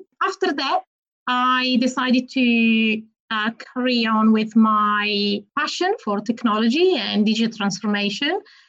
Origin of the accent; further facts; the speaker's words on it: Turin, Piedmont, Italy; moved away as an adult; now in London, United Kingdom; qualified in my hometown, Turin, northwest of the country.